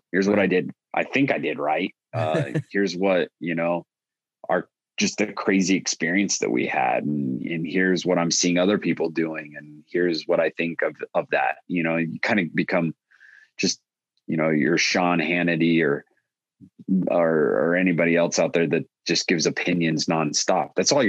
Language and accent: English; Italy; So what happened was when I grew up in Italy, we have one television station that was in English and my stepdad would watch.